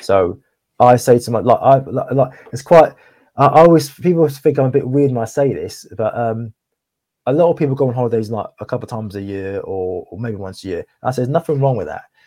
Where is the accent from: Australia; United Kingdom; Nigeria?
United Kingdom; Cardiff, Wales; moved away; also born or lived in Essex; 'cause I'm actually from Cardiff, like, originally, um, well, I was born in Cardiff, and I moved over to Essex